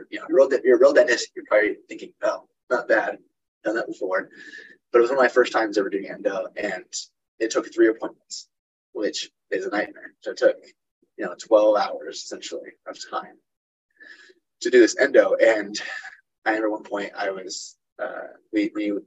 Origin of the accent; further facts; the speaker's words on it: Utah, United States; moved away as an adult; now in Nebraska, United States; I'm moved from Utah, where I grew up, to Nebraska